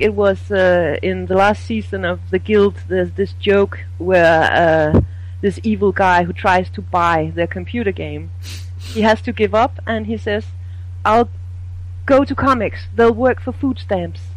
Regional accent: Denmark; I'm from Denmark

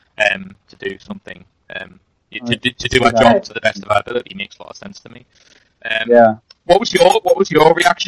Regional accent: Newcastle upon Tyne, North East England, United Kingdom; I'm from Newcastle, which is a very working class part of the country, and that is how we're brought up

